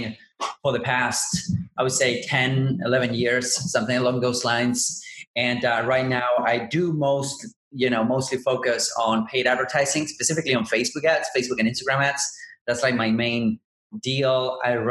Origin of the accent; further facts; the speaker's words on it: Buenos Aires, Argentina; I'm originally from Buenos Aires and I'm in South America.